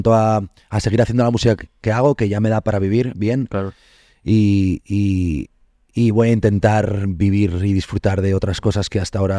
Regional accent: Asturias, Spain; soy asturiano

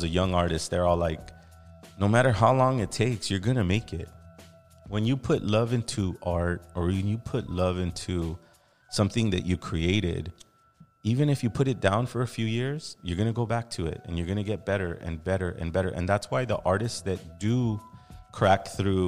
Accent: California, United States; we're native Californians

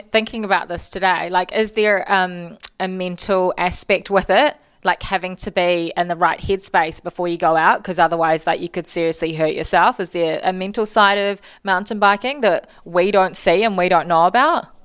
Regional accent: Auckland, New Zealand; Um, growing up in Auckland, I'd say Muriwai.

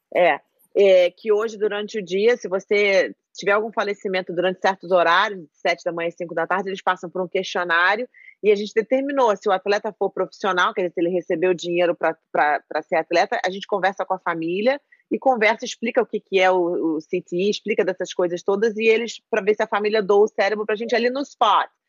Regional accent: Brazil; No Brasil, eu cresci minha vida inteira no Brasil

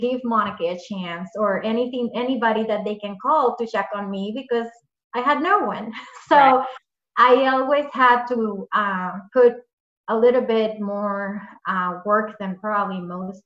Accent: Puerto Rico; moved away as an adult; now in Massachusetts, United States; where I grew up, I'm from Puerto Rico

